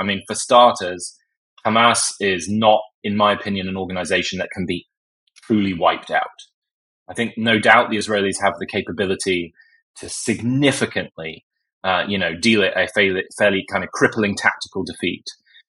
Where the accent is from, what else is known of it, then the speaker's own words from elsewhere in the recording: United States; forget my accent, by the way, I am an American, that we as the US embraced after 9/11.